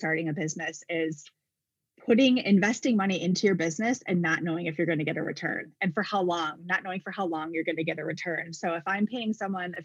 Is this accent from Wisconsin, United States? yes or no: yes; Wisconsin, United States; moved away as an adult; now in Arizona, United States; I was born and raised in Wisconsin